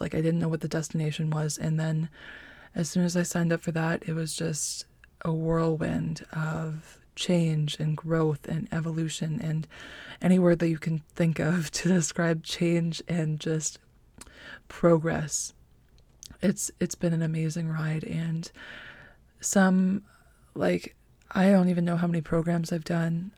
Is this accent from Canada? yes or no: yes; North Bay, Ontario, Canada; I'm from North Bay, Ontario, born and raised